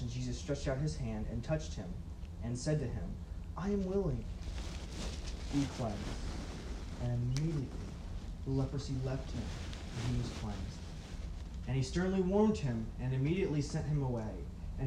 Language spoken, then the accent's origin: English; near Chicago, Illinois, United States; moved away; also born or lived in Romania; I used to work on cars when I grew up near Chicago